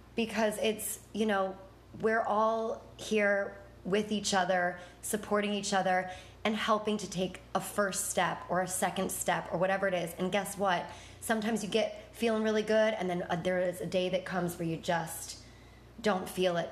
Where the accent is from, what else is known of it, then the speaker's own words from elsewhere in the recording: Buffalo, New York, United States; moved away as an adult; I'm from Buffalo